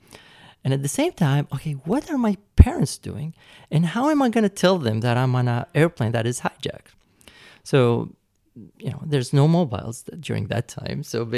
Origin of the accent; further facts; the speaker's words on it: United States; born there; And I was going to London and I was born in the States.